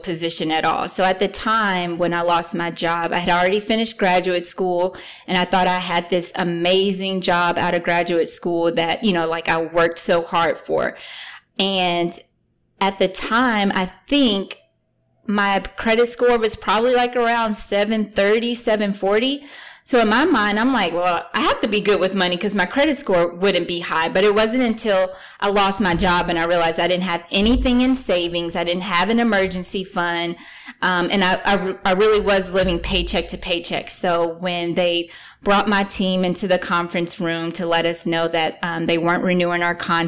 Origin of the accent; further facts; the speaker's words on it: Kentucky, United States; moved away as an adult; now in East Coast, United States; I'm originally from Kentucky, like I said earlier. So I moved to the East Coast